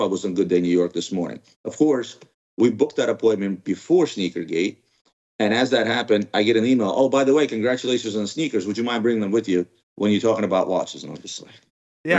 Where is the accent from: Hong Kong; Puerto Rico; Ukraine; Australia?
Ukraine; now in United States; I was originally born in Ukraine